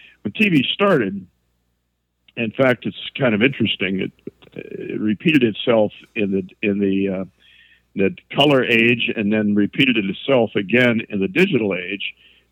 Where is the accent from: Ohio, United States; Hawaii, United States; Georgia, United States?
Ohio, United States; Youngstown; now in Cincinnati, United States; Originally from Northern Ohio.